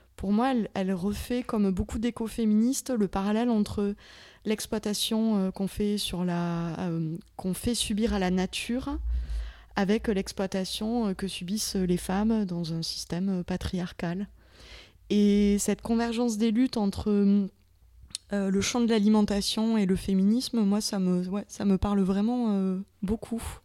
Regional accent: the South, southern France, France; accent: southern (sudiste); mon accent anglais, euh, terriblement sudiste

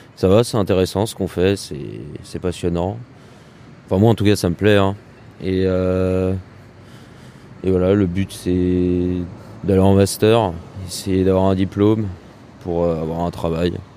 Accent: near Orléans, Centre-Val de Loire, France; moved away as an adult; now in Tours, France; moi, je suis originaire euh, du Loiret, donc à côté d'Orléans, en campagne

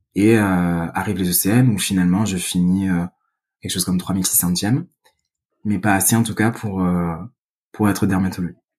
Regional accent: Vitrolles, Provence-Alpes-Côte d'Azur, France; accent: southern French; moved away as an adult; now in Paris, France; je suppose que ça s'entend, mais je suis originaire du sud de la France, euh, plus exactement Vitrolles

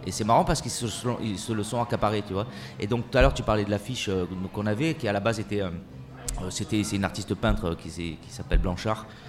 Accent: Marseille, Provence-Alpes-Côte d'Azur, France; moi, je suis, je suis un pur produit de Marseille. Euh, je suis né à Marseille

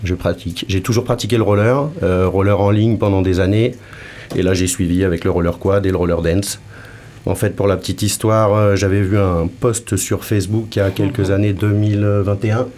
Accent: Paris region, Île-de-France, France; moved away; also born or lived in Lyon / Toulouse; De région parisienne aussi

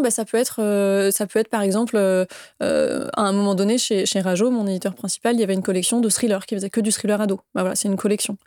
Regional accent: Saint-Malo, Brittany, France; moved away as an adult; also born or lived in Paris; j'ai grandi euh, en Bretagne, à Saint-Malo, Bretagne-Nord pour le coup

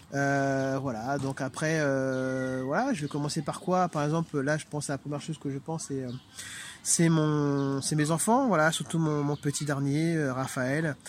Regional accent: Martinique; now in Île-de-France, France; je suis originaire de la Martinique.

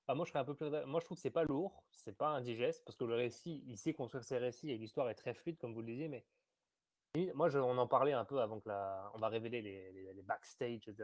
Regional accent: France; je suis français, né en France.

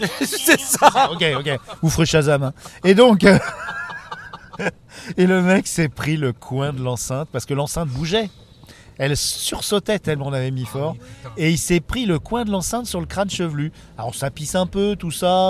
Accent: Levallois-Perret, Île-de-France, France; on est tous de Levallois depuis 40 ans

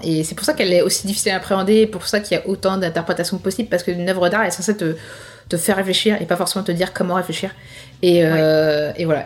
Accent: France; chez nous en France

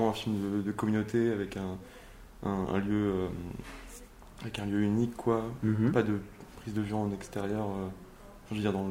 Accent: Nantes, Pays de la Loire, France; moved away as an adult; also born or lived in Paris; je suis né à Nantes et. Euh, d'accord. j'ai grandi à Nantes jusqu'à mes 18 ans

